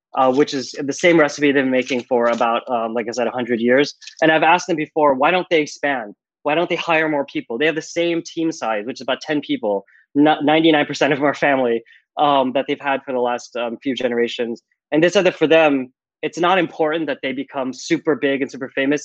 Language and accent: English; New Jersey, United States; moved away as an adult; also born or lived in New York / California / Tokyo; I'm from New York originally, and then I was raised in New Jersey